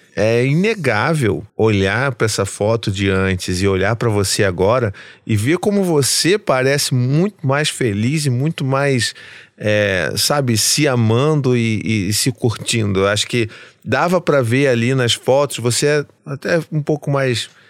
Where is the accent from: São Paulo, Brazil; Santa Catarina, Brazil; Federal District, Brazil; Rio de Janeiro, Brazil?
Rio de Janeiro, Brazil; eu sou carioca